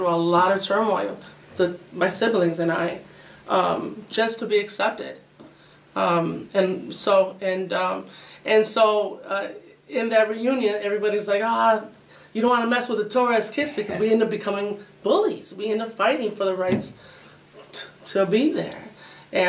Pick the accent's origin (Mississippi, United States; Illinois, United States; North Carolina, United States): Illinois, United States; Oswego; also born or lived in Aurora; I was born in Aurora, but my mom and dad had purchased a home in Oswego, so I was raised in Oswego